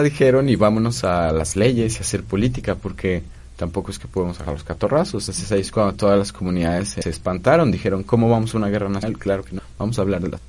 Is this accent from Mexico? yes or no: yes; Mexico; aquí en México, digamos, sí nos dicen latinos, pero pues no somos esos latinos, somos estos mestizos